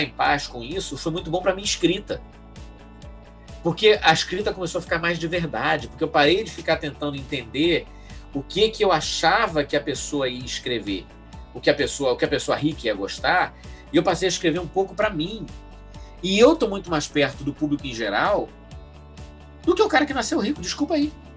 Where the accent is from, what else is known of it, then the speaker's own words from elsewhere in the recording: Rio de Janeiro, Brazil; accent: suburbano do Rio de Janeiro; eu, eu, fui criado em Bangu